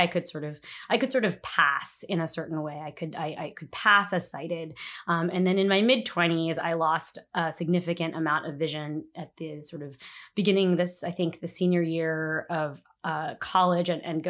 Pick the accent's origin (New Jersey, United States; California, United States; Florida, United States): New Jersey, United States; now in Washington, D.C., United States; I am an attorney and I live in Washington, D.C. I've been living in the city for about 5 years now. I'm originally from New Jersey.